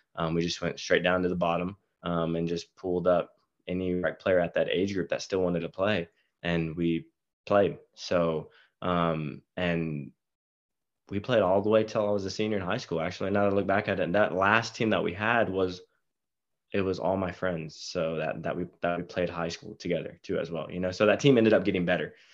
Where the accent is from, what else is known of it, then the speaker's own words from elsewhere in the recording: Marble Falls, Texas, United States; moved away as an adult; now in Oklahoma, United States; I'm actually from Aus-, Marble Falls, Texas, uh, near the Austin area.